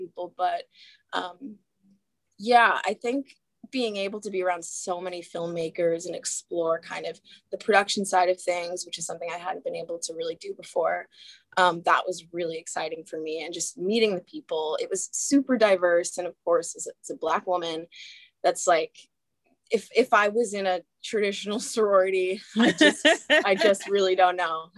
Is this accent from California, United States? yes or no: yes; Southern California, United States; I'm from SoCal